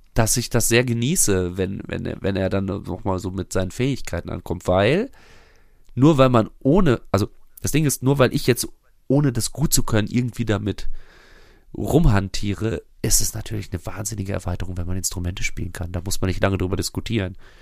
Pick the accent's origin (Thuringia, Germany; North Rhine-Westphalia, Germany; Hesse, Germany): North Rhine-Westphalia, Germany; Bünde; also born or lived in Bielefeld; meiner Heimatstadt Bünde